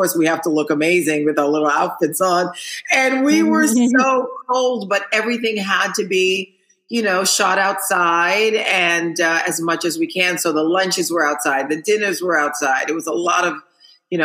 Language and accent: English; Haiti; moved away; I'm from Haiti where we didn't have a lot.